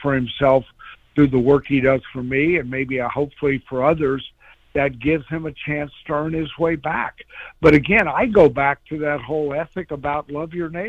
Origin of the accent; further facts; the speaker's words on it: Illinois, United States; moved away; I'm an old farm boy. I grew up in Illinois